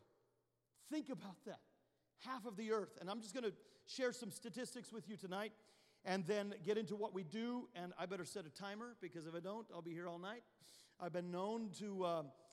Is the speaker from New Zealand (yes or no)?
no; Canada; now in United States; You go to the nation where I'm from. I'm Canadian at birth. I became a U.S. citizen, thank God, in 2019